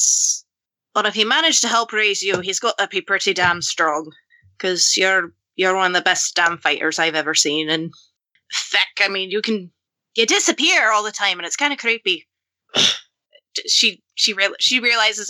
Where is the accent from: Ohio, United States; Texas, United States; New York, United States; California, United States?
California, United States; I am from California